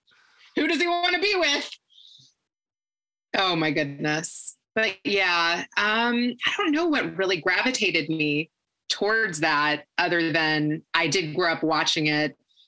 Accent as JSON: {"language": "English", "region": "Kentucky", "country": "United States", "tie": "born or raised there", "moved": "yes", "said": "I was born and raised in Kentucky."}